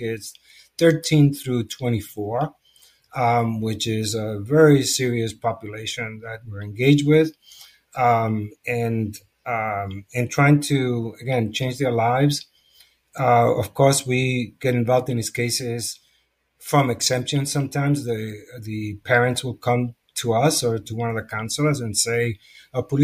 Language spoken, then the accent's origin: English; New York City, New York, United States; I come from the Lower East Side, where I'm homegrown, and I have lived there through this duration of this organization